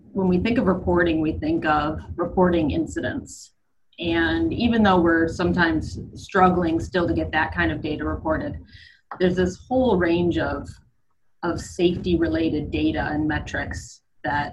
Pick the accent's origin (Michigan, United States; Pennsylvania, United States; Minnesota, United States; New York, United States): Michigan, United States; also born or lived in Middle East; now in Atlanta, United States; I'm originally from Michigan, moved down here many years ago